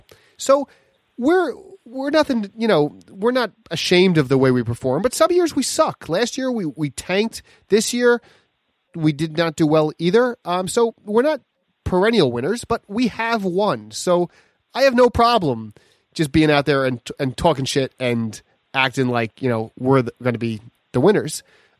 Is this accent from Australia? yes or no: no; Long Island, New York, United States; also born or lived in Geneseo, New York; I'm from Long Island, and as a Long Islander, I understand the fact that the minute you step north of the Bronx, you're in upstate New York. However, I did go to college in Geneseo